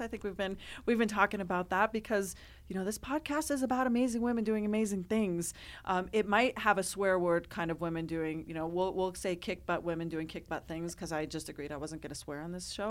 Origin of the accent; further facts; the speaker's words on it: Colorado, United States; born and raised in Colorado